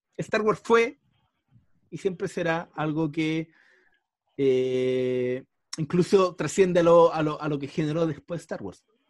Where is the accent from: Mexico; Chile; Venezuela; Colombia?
Chile; uno, chileno, marcado generalmente por la Iglesia Católica o, y por todo lo que nos marca generalmente este país